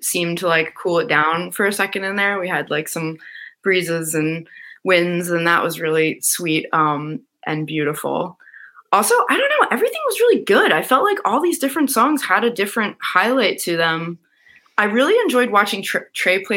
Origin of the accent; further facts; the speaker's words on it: Philadelphia, Pennsylvania, United States; I'm from Philly